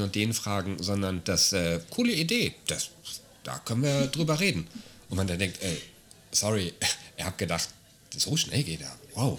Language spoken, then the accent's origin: German; Germany; now in Austria; wenn ich nach Deutschland zurückginge